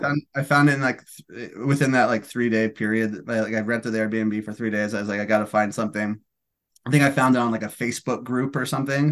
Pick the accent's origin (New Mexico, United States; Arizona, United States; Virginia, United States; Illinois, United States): New Mexico, United States; Albuquerque; moved away as an adult; now in California, United States; I'm from Albuquerque, New Mexico, so I was in Albuquerque for Thanksgiving